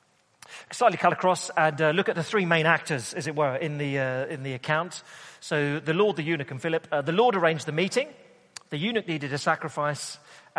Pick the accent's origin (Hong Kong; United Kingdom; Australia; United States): United Kingdom; us Brits